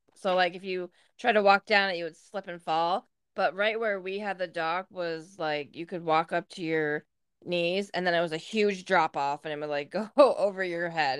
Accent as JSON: {"language": "English", "town": "Louisville", "region": "New York", "country": "United States", "tie": "born or raised there", "also_born_or_lived": "Massena, New York", "said": "I was born in Messina, obviously, just like you, and I lived in the town of Messina until I was three, and then when I turned three, we moved to Louisville"}